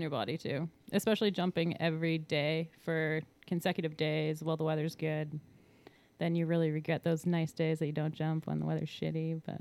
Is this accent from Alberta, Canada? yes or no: yes; Calgary, Alberta, Canada; moved away; I grew up in Calgary, Alberta.